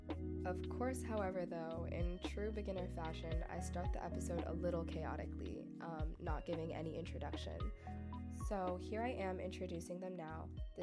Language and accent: English; Connecticut, United States; I'm from Connecticut